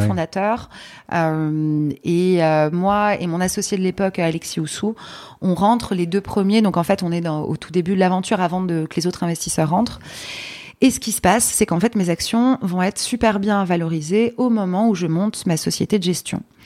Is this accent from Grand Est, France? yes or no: no; Paris, Île-de-France, France; also born or lived in Poland; Je suis née à Paris